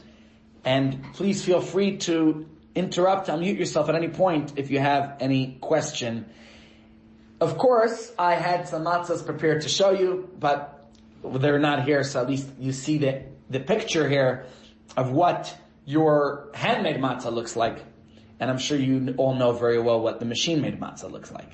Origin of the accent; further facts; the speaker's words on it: New York, United States; as a child growing up in New York